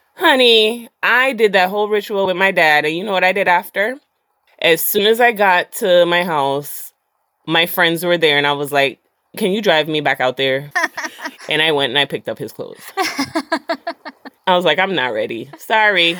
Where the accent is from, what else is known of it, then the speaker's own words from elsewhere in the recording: Jamaica; I'm Jamaican